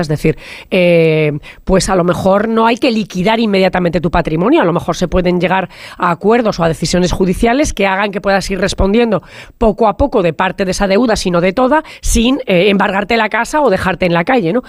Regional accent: La Rioja, Spain; yo soy riojana

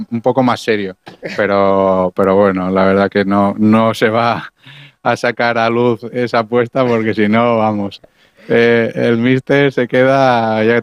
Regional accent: Balearic Islands, Spain; Como tú bien dices, siendo mallorquín de la casa, vivir una noche tan especial como, como esta es algo maravilloso

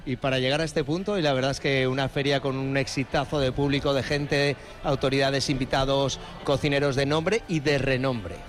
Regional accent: Mallorca, Balearic Islands, Spain; also born or lived in Valencia; yo como valenciano pero criado en Mallorca

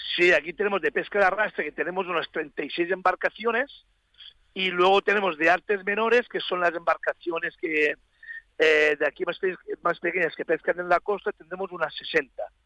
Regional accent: Spain; somos nosotros, los españoles

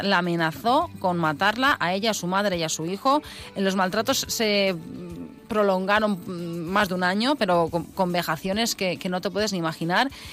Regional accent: Alzira, Valencian Community, Spain; somos la capital de la Ribera

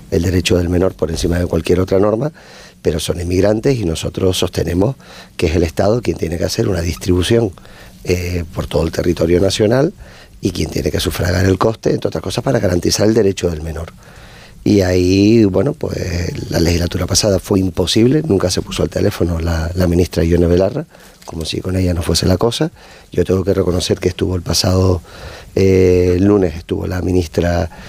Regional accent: Canary Islands, Spain; siendo de Canarias

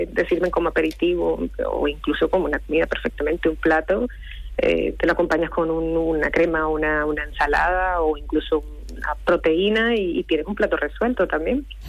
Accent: Santa Marta, Magdalena, Colombia; now in Las Palmas de Gran Canaria, Spain; nací en Colombia, en Santa Marta, Colombia, pero hace 20 años que vivo en Las Palmas de Gran Canaria.

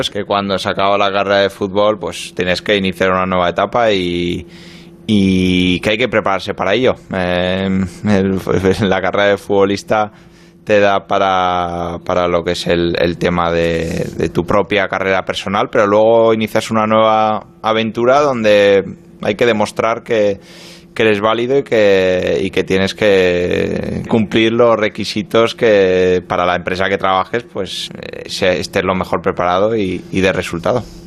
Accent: Pamplona, Navarre, Spain; moved away as an adult; also born or lived in Marseille, France; now in London, United Kingdom; me fui muy joven de Pamplona, me fui con 20 años de Osasuna, viví, dos años en Francia, en Marsella y bueno, pues ya llevo nueve

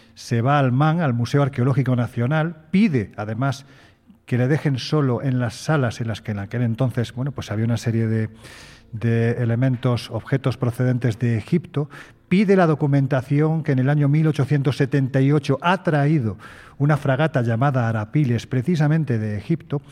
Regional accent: Jaén, Andalusia, Spain; soy un andaluz sin ninguna gracia

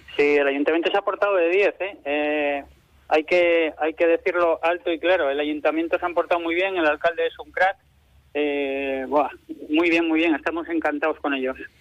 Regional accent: Quintana de Toranzo, Cantabria, Spain; moved away; mi pueblo, a Quintana de Toranzo

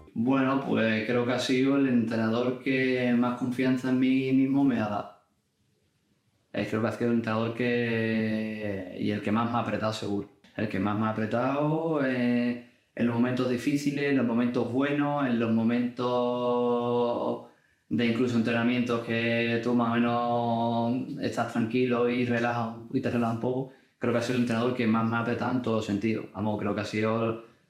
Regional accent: Cádiz, Andalusia, Spain; soy de Cádiz. Y lo he vivido desde pequeño

